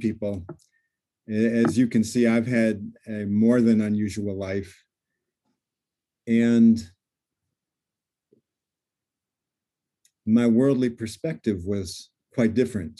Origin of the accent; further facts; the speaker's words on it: Illinois, United States; also born or lived in Seattle, United States; I came back from the West Coast to Illinois